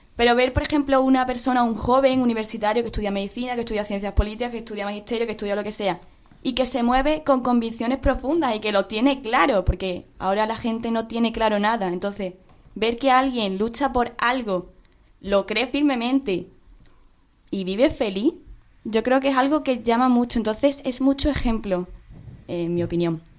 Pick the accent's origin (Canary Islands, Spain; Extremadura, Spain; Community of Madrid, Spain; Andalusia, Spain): Extremadura, Spain; Mérida; moved away as an adult; yo soy de, de Mérida, entonces yo estoy aquí estudiando